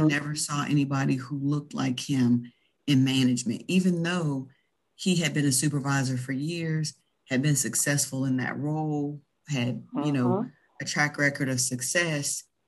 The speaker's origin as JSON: {"language": "English", "region": "the South", "country": "United States", "accent": "Southern", "said": "we're all from the South"}